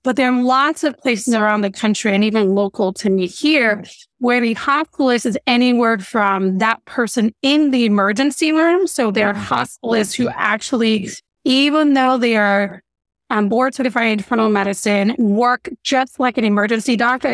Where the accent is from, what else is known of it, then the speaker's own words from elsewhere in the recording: Nigeria; moved away; growing up in Nigeria where I was born